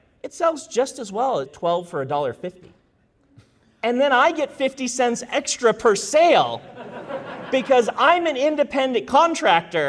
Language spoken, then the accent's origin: English; Nebraska, United States; moved away; also born or lived in Idaho; I grew up in Nebraska